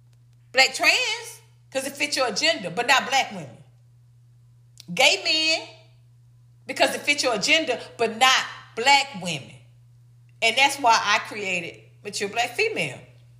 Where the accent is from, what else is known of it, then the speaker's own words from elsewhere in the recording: the South, United States; I'm from the South.